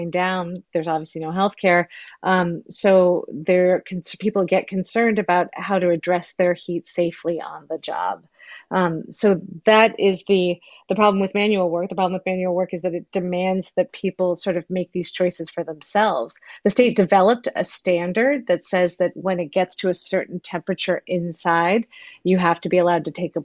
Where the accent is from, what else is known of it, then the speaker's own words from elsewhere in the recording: Menlo Park, California, United States; now in Southern California, United States; where I grew up in Menlo Park